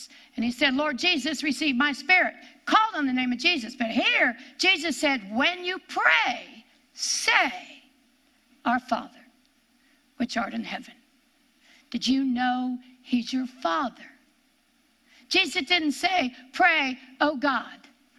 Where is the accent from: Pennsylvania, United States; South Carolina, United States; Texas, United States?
Pennsylvania, United States; born there; I came from West Pennsylvania, is where I was born.